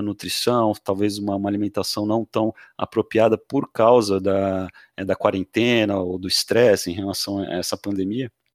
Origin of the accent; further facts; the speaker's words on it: Santos, São Paulo, Brazil; now in Florianópolis, Brazil; Eu já morei um tempo em São Paulo, sou de Santos